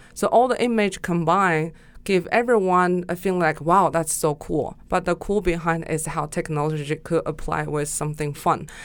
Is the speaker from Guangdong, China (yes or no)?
no; Gansu, China; moved away as an adult; now in Shanghai, China; I was born in the northwest of China, which you call the Silk Road, and it's Gansu Province